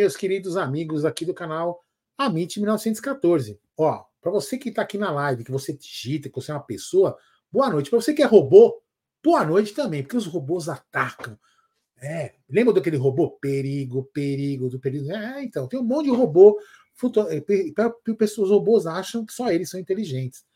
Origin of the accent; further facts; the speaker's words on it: São Paulo, Brazil; a gente é daqui de São Paulo